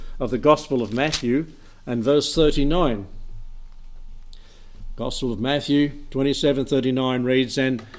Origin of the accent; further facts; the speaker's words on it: Emerald, Australia; now in Albury, Australia; I was raised in Emerald, lots of trees, lots of power lines, lots of outages